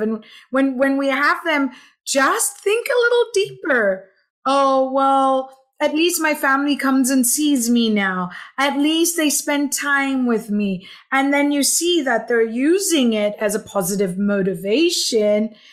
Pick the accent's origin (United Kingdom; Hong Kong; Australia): Hong Kong; also born or lived in Philippines / Los Angeles / New York / Santa Barbara; now in Edinburg, Texas, United States; originally, I was born in the Philippines, raised in Hong Kong, lived in LA, New York, uh, Santa Barbara, San Francisco, Dubai, and been in Texas for now six years.